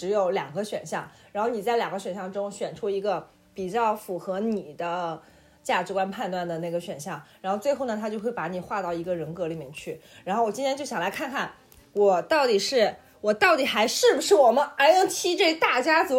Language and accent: Chinese; Beijing, China; accent: Beijing; 完了，我这北京口音真的是既不标准又甩不掉。